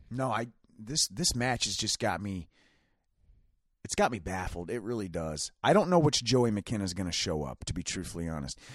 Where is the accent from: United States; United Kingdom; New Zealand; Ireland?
United States; Ohio; We're from Ohio